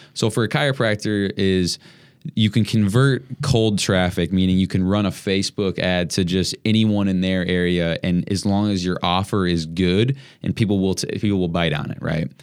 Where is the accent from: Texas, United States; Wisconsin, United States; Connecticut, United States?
Wisconsin, United States; Madison; moved away as an adult; now in Milwaukee, United States; I grew up in Madison, but I went to school in Milwaukee, and that's how I got here